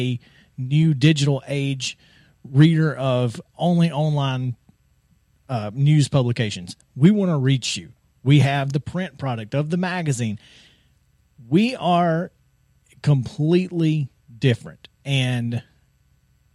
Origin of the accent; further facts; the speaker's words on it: Alabama, United States; moved away; I'm from Alabama